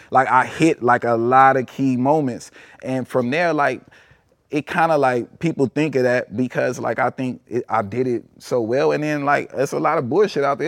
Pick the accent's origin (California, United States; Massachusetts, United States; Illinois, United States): Illinois, United States; Chicago; growing up in Chicago